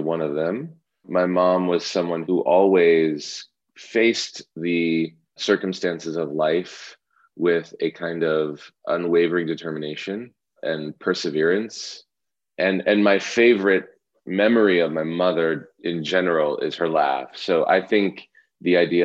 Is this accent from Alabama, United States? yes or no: no; Green Tree, Pennsylvania, United States; moved away; I grew up in Greentree, which is right next door to Mount Lebanon.